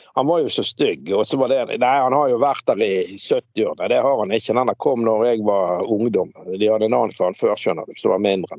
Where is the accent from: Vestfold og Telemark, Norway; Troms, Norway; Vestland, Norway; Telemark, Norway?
Vestland, Norway; Bergen; moved away; jeg er fra Laksevåg